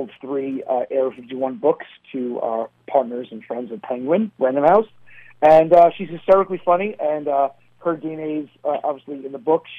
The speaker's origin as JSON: {"language": "English", "town": "New York City", "region": "New York", "country": "United States", "tie": "born or raised there", "moved": "as an adult", "lives_now": "Princeton, New Jersey", "said": "We grew up in Staten Island in the 80s and early 90s"}